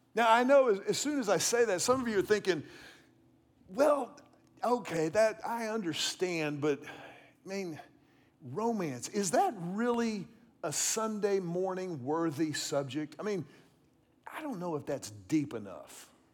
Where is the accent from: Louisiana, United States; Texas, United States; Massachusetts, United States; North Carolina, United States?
Texas, United States; Houston; I was about sixteen years old. I was growing up in Houston